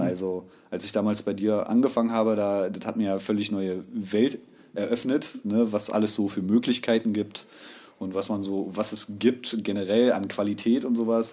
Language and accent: German; Berlin, Germany; wohnhaft und geboren in Berlin, also Ur-Berliner kann man schon sagen, ja, gebürtig.